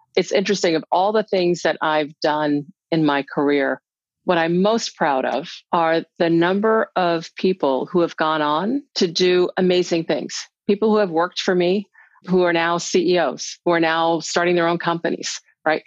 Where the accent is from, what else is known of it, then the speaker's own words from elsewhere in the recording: United States; as a little black girl growing up in America in the 60s